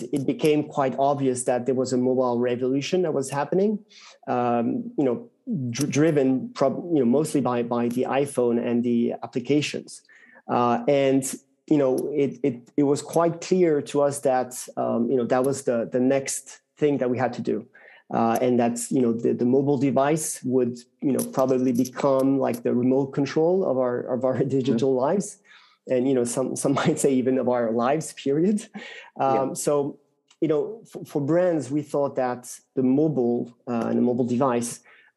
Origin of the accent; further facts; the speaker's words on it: France; accent: French; English is a second language; as we were good Frenchmen, as you can hear from my accent